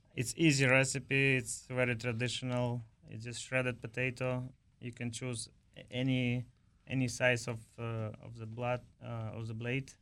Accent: Ukraine; moved away as an adult; also born or lived in New York City; now in United States; originally I'm from Ukraine. I came here to U S in two thousand nine

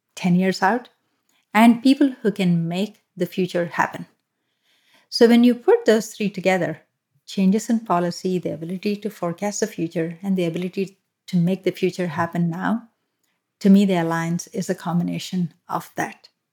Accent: Hyderabad, Telangana, India; moved away as an adult; also born or lived in Mumbai / Kolkata; now in United States; I'm from the south of India and, uh, I was born in Hyderabad. Um, I've lived in multiple cities, including Hyderabad, Mumbai, and Kolkata

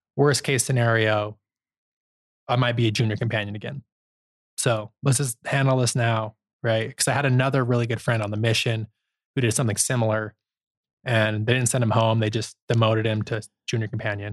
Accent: Holladay, Utah, United States; I grew up in Holiday, Utah

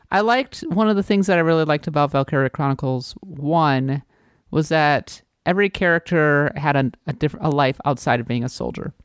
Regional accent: United States; I'm an American

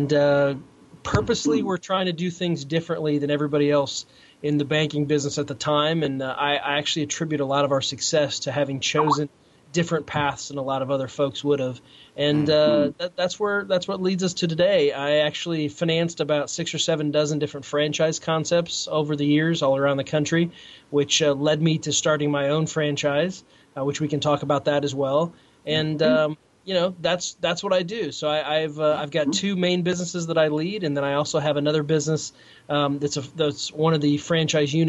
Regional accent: Peoria, Illinois, United States; moved away as an adult; also born or lived in Chicago / Philadelphia; I grew up outside of Peoria, Illinois, in a working class suburb there.

